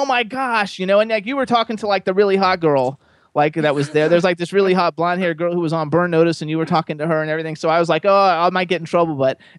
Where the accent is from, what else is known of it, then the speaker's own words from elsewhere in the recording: Florida, United States; I'm from Florida. I lived in Florida for 50 years